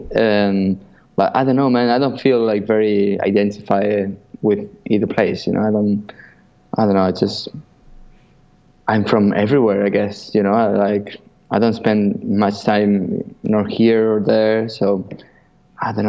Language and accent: English; Buenos Aires, Argentina; moved away; also born or lived in Spain; I'm from Buenos Aires, in Argentina